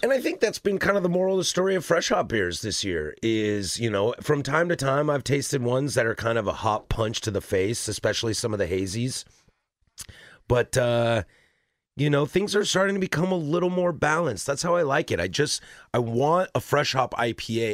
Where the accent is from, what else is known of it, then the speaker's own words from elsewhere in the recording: Spokane, Washington, United States; I was born in Spokane and went to school at Wazoo.